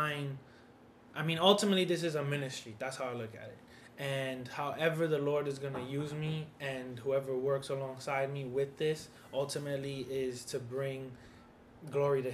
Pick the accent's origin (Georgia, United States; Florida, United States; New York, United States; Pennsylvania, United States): New York, United States; New York City; I'm from New York City.